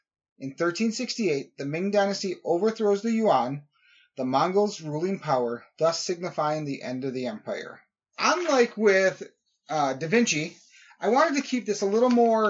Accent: United States; we're American

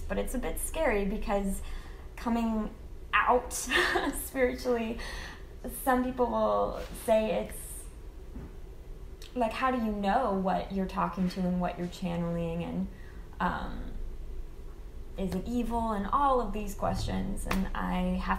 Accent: the Bible Belt, United States; For me, the fears come from growing up in the Bible Belt

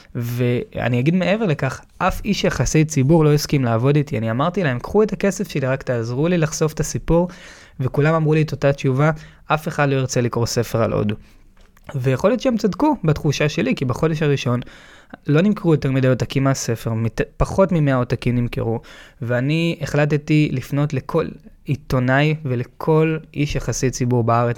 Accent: Tel Aviv, Tel Aviv District, Israel; וגדלתי בתל אביב

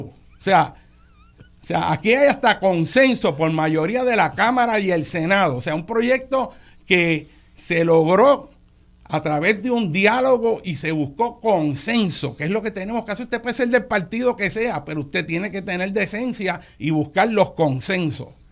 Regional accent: Puerto Rico; No es que somos puertorriqueños, no es que por ser puertorriqueños somos menos

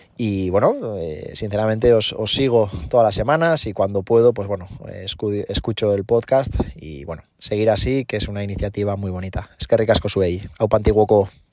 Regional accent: Eibar, Basque Country, Spain; yo soy de Eibar

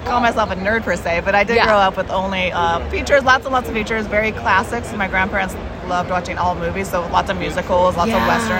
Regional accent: Los Angeles, California, United States; I was born and raised in East LA. I'm actually third generation Chicana.

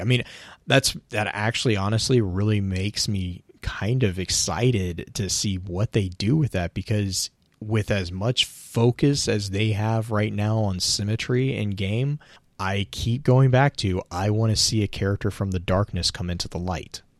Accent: United States; me as an American

